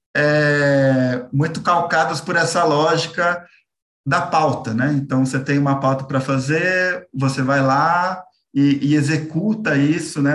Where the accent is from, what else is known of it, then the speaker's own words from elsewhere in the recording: São Paulo, Brazil; eu sou aqui é, de São Paulo